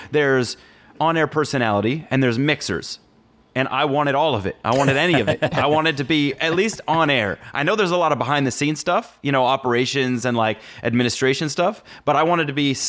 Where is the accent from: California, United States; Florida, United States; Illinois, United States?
California, United States; Los Angeles; moved away as an adult; also born or lived in Syracuse, New York; I was coming from Los Angeles, California. So I started in a very small private high school